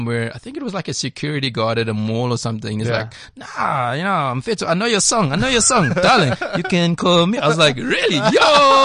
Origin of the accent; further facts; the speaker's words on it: Durban, KwaZulu-Natal, South Africa; growing up in Durban back in those days